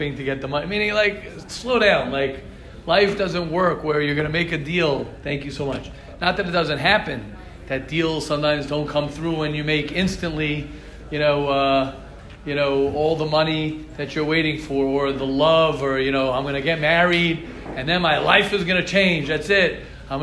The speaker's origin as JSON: {"language": "English", "country": "United States", "said": "as an American, I have connections in America"}